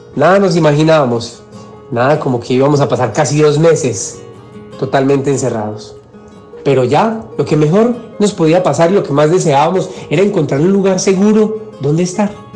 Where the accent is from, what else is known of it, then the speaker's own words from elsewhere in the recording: Medellín, Antioquia, Colombia; Medellín, de donde soy, de un pueblito, un corregimiento llamado San Antonio de Prado